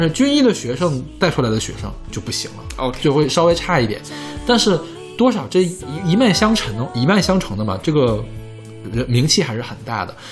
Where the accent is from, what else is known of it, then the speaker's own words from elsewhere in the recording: Heilongjiang, China; moved away; also born or lived in Beijing; 我叔叔原来是在我们黑龙江那边当医生